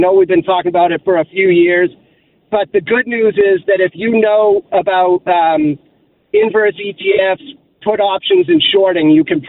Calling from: Massachusetts, United States; So I'm calling from Massachusetts.

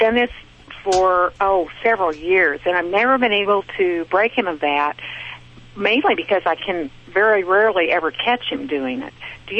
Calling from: Burlington, Kansas, United States; I'm calling from Kansas, from Burlington, Kansas.

